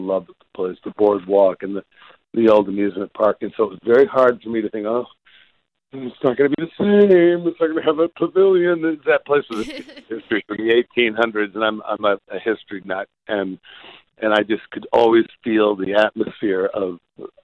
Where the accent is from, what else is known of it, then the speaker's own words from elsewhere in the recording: New Jersey, United States; moved away; New Jersey is my home state